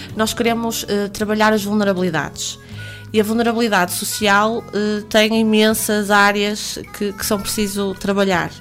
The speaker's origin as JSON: {"language": "Portuguese", "town": "Porto", "region": "Norte", "country": "Portugal", "tie": "born or raised there", "said": "eu nasci no Hospital São João"}